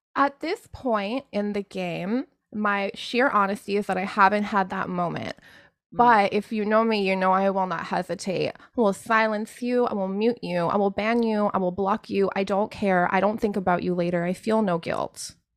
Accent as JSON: {"language": "English", "country": "Canada", "tie": "born or raised there", "said": "I was born in Canada"}